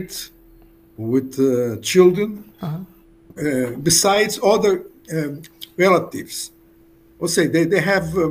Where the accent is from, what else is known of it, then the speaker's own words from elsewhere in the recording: Rio de Janeiro, Brazil; I was born in Rio de Janeiro, Brazil, in 1942.